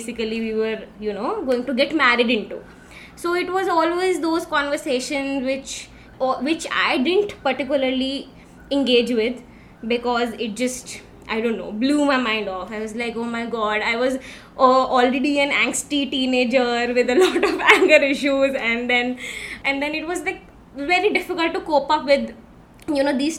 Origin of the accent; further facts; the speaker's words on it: Delhi, India; moved away as an adult; also born or lived in Mumbai; I've been born and brought up in Delhi